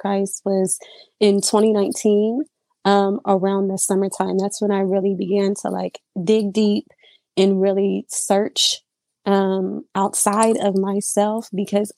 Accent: Surprise, Arizona, United States; I am from Surprise, Arizona. I've lived out here my entire life.

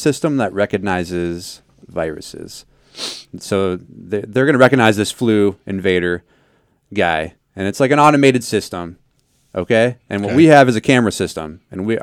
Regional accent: South Dakota, United States; I'm from South Dakota. There's some legit llama farms

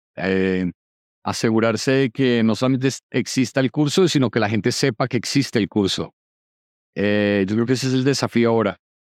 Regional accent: Colombia; yo siendo colombiano

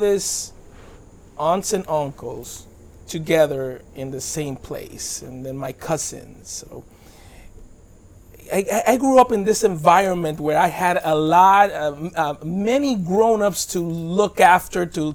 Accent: Dominican Republic; also born or lived in Bronx, New York; now in United States; I moved to the Dominican Republic when I was 11 months

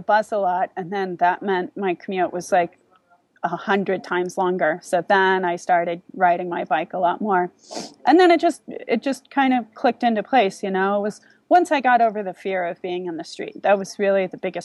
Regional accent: California, United States; moved away; also born or lived in Seattle / Taiwan; I grew up in California, okay. But I moved around the States a little bit

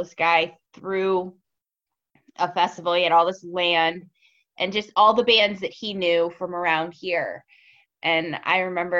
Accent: North Carolina, United States; now in Buffalo, United States; My mom was born and raised in Buffalo, but I was born and raised in North Carolina.

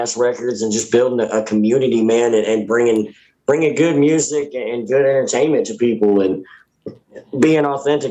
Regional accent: Hopkinsville, Kentucky, United States; also born or lived in Alaska; I'm from Hopkinsville.

